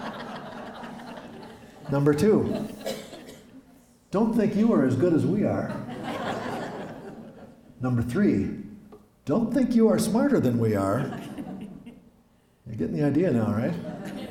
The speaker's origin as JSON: {"language": "English", "town": "Osakis", "region": "Minnesota", "country": "United States", "accent": "Midwestern", "said": "I'm from here. I'm from Osakis, from West Central Minnesota. I write in a Midwestern voice"}